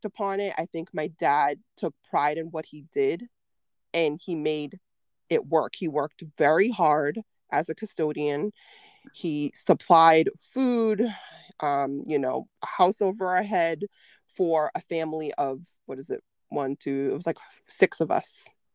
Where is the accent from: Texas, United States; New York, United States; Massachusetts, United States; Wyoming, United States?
Massachusetts, United States; Chelsea; I grew up in Chelsea, Mass